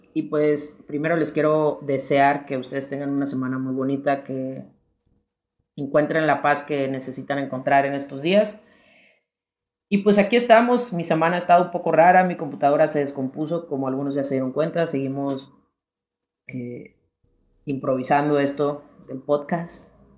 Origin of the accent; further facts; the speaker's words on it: Sonora, Mexico; moved away as an adult; also born or lived in León, Guanajuato; now in Spain; soy de Sonora, vivo en León